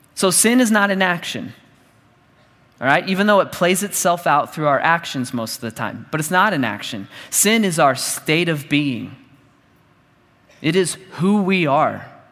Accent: Dallas, Texas, United States; I grew up in church and I grew up in Dallas.

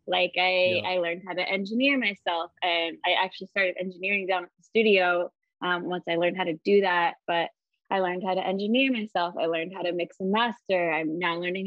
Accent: Iowa, United States; also born or lived in Wisconsin / Minneapolis; I grew up in Iowa

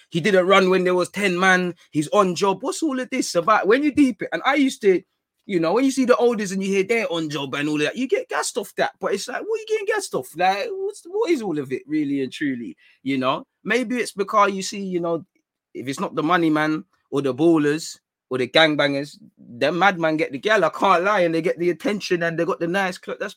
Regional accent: London, United Kingdom; Like, obviously, growing up in North London, again, everybody knows about Shanktown

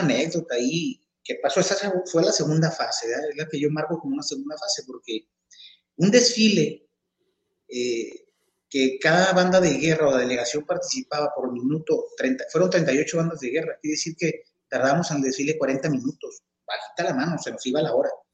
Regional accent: Chihuahua, Mexico; moved away as an adult; now in Tepic, Mexico; a los ocho años de edad nos cambiamos de entidad. Yo soy de, aquí, de Tepic, Nayarit. Este, me cambié a vivir a la ciudad de Chihuahua.

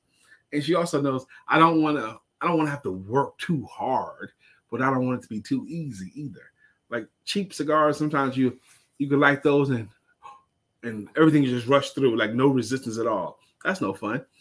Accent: New York City, New York, United States; I'm from Brooklyn.

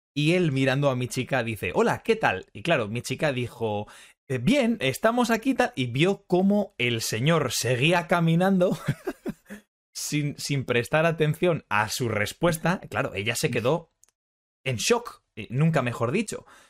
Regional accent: Spain; somos españoles

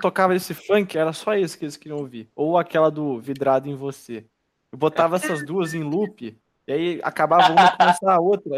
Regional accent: Brazil; eu sou do Brasil

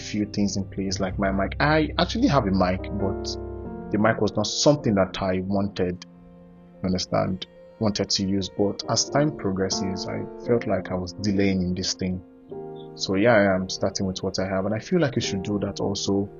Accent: Ohafia, Abia, Nigeria; I'm from Abia, Ohafia specifically.

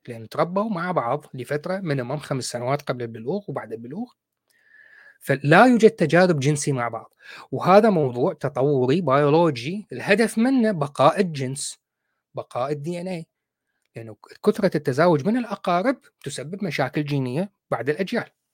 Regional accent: Iraq

